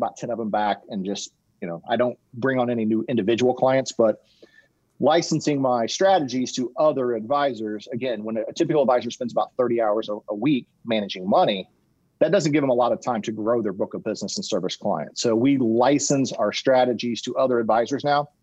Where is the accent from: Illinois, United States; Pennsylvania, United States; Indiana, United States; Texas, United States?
Indiana, United States; Indianapolis; I'm from Indianapolis